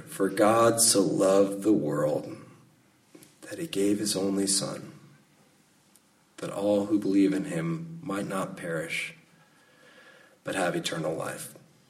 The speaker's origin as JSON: {"language": "English", "town": "Salinas", "region": "California", "country": "United States", "tie": "born or raised there", "said": "was growing up in Salinas"}